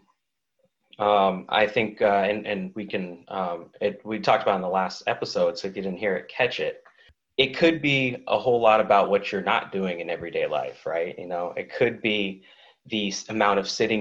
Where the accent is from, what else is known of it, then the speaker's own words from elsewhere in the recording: Oakland, California, United States; also born or lived in New England; now in San Diego, United States; I'm from Oakland